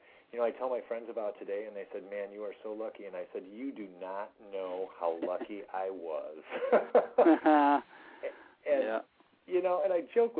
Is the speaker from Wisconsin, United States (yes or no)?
no; Rockford, Illinois, United States; I'm from Rockford, Illinois.